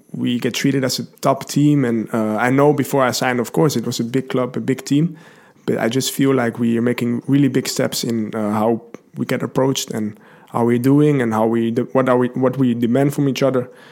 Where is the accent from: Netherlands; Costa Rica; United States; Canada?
Netherlands; Lelystad, Flevoland; I'm from Holland. I've been born there uh, in Lelystad. I don't think anybody knows that. Uh, that's that's quite a new city in Holland. Um, I've lived there all my life